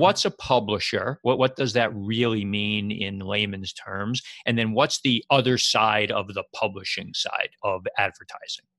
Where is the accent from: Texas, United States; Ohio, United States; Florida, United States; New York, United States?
New York, United States; moved away as an adult; now in New Jersey, United States; I live in New Jersey and have for the last thirty years. I grew up in New York